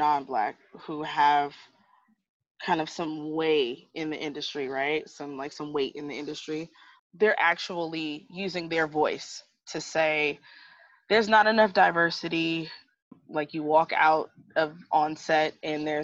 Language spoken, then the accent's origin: English; United States; I'm American